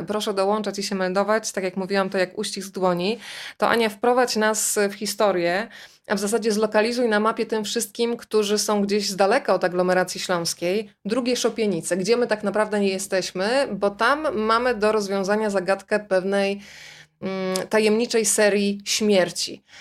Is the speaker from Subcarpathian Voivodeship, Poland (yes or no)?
yes; Rzeszów, Subcarpathian Voivodeship, Poland; ja jestem dziewczyną z Rzeszowa